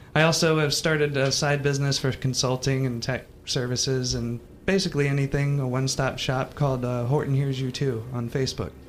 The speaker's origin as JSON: {"language": "English", "town": "Jacksonville", "region": "Florida", "country": "United States", "also_born_or_lived": "Wyoming", "moved": "as an adult", "said": "I'm from Jacksonville, Florida"}